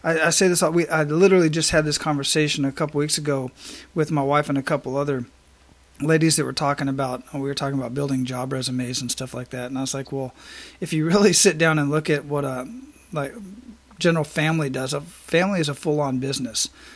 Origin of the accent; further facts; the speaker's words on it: Phoenix, Arizona, United States; moved away; Growing up in Phoenix with the dry heat, you know, that's kind of the environment I grew up